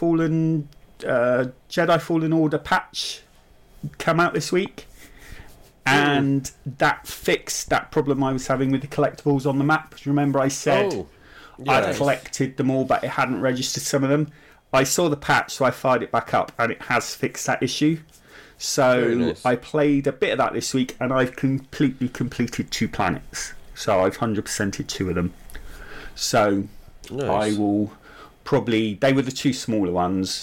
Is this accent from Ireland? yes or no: no; United Kingdom; I'm typically British